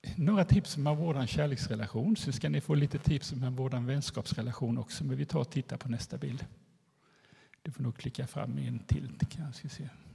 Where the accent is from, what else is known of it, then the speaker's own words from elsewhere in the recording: Eksjö, Jönköping County, Sweden; also born or lived in Nässjö; Jag kommer från Eksjö där jag bor sedan ett par år tillbaka men annars har jag bott och jobbat i Nässjö som skolpsykolog i hela mitt liv